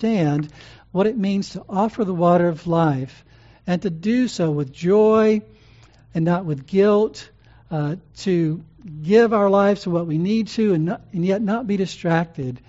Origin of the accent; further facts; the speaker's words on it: New Orleans, Louisiana, United States; in New Orleans, my home state